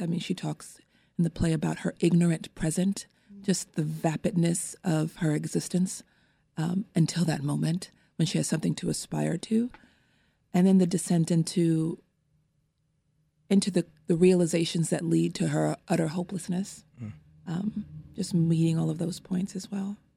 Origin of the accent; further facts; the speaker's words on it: Los Angeles, California, United States; I am also from Los Angeles, California, and I was born and raised in an area of Los Angeles in Windsor Hills, View Park, Baldwin Hills, Ladera Heights area